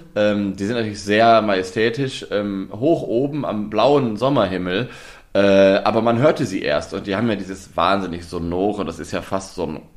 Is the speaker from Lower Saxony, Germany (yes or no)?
yes; Osnabrück, Lower Saxony, Germany; moved away; ich komme ja gebürtig aus der Nähe von Osnabrück. Ich bin in Osnabrück zur Schule gegangen